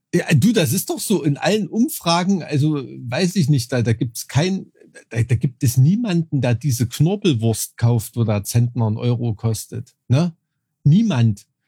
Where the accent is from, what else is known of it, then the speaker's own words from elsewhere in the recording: Thuringia, Germany; mit dem ich aufgewachsen bin in Thüringen